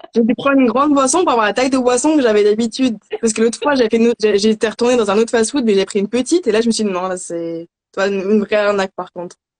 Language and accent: French; Paris region, Île-de-France, France; also born or lived in Philadelphia, United States; je suis de région parisienne